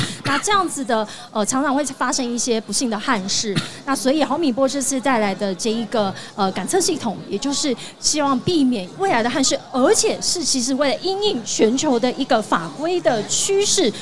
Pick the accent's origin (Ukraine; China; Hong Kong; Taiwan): Taiwan; Tainan; moved away; 我回到台南了，有我的故乡